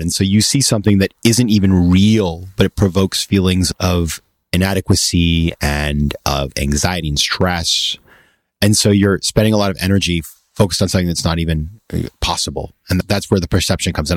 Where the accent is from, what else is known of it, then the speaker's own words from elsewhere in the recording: Maine, United States; my hometown in Maine